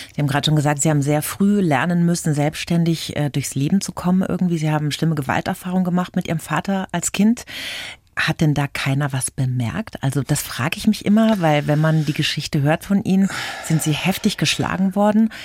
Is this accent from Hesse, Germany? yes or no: no; Bavaria, Germany; bei uns in Bayern